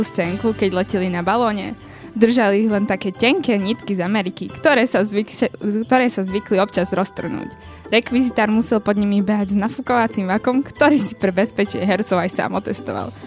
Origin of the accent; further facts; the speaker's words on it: eastern Slovakia, Slovakia; o polievke sa u nás na východe stretneme aj s bobalkami